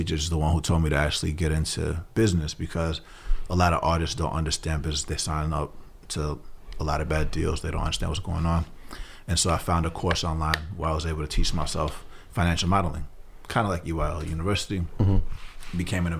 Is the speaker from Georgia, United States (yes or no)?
yes; Atlanta, Georgia, United States; So I grew up in Atlanta, Georgia.